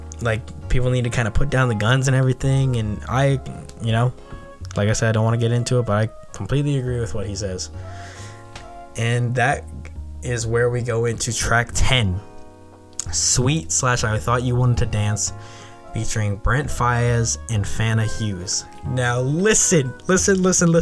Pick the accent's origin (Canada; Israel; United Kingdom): Canada; I'm from Canada